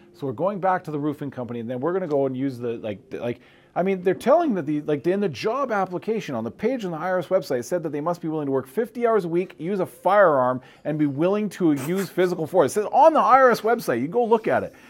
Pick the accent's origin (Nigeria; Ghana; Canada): Canada; now in United States; I'm a Canadian trying to become a U.S. citizen